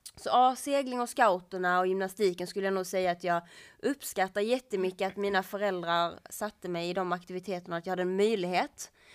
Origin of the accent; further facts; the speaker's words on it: Kullabygden, Skåne, Sweden; ute i Kullabygden där jag kommer ifrån